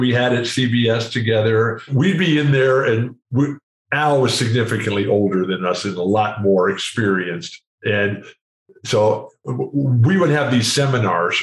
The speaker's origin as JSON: {"language": "English", "town": "San Diego", "region": "California", "country": "United States", "tie": "born or raised there", "said": "in San Diego, which is my hometown"}